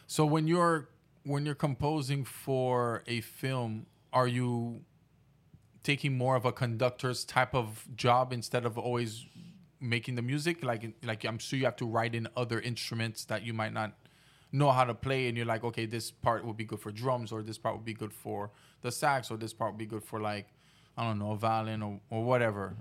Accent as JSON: {"language": "English", "country": "Haiti", "tie": "born or raised there", "said": "growing up in Haiti"}